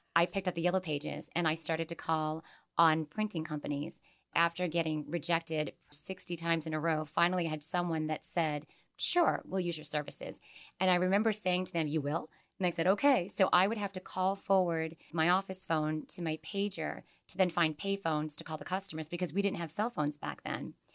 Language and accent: English; Holbrook, Massachusetts, United States; I grew up in Holbrook, Massachusetts